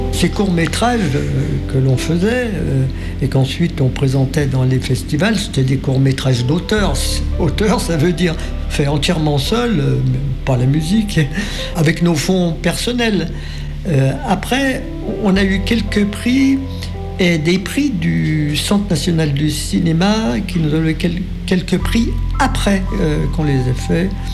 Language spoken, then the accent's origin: French; Annecy, Auvergne-Rhône-Alpes, France; moved away; also born or lived in Grenoble; Je suis d'Annecy